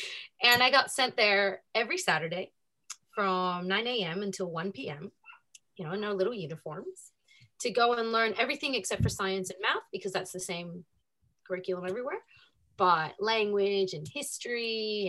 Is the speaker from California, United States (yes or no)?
yes; Los Angeles, California, United States; first language Spanish; English is a second language; moved away as an adult; also born or lived in Argentina (family); now in Mount Helena, Australia; So it was growing up in Los Angeles, but it was mini Buenos Aires